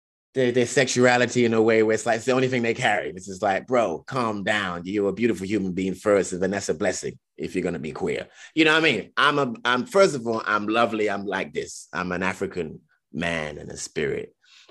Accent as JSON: {"language": "English", "country": "United Kingdom", "tie": "born or raised there", "said": "sometimes I question it, like, oh, that's because I was raised in Britain, you know"}